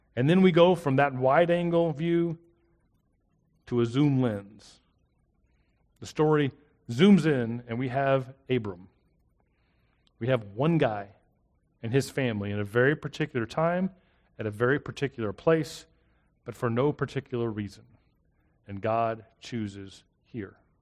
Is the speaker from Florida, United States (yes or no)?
yes; South Florida, United States; also born or lived in South Mississippi; now in Hattiesburg, United States; I grew up in South Florida, and here I am in South Mississippi